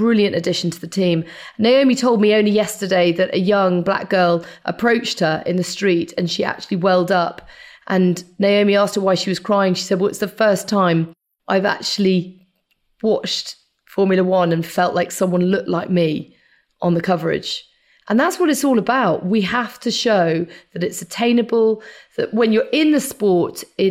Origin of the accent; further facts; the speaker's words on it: United Kingdom; I was actually born very near to Silverstone.